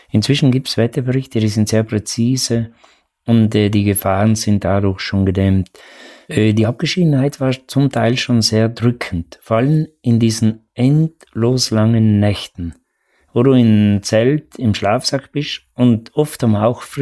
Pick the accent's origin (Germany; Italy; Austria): Italy; Trentino-Alto Adige; oder bei uns in Südtirol den höchsten Berg, den Ortler